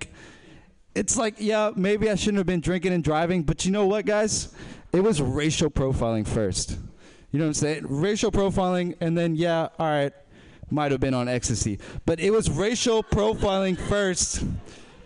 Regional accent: Berkeley, California, United States; I'm not from here, but I've been raised in Berkeley

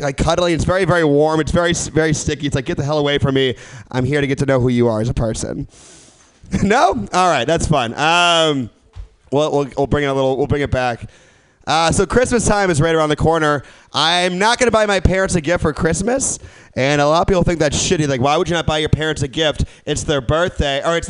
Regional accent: Midwest, United States; now in San Francisco, United States; I'm not from San Francisco. I'm from the Midwest

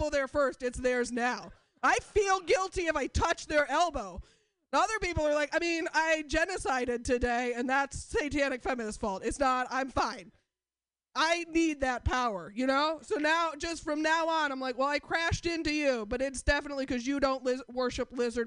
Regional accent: Portland, United States; I'm from Portland

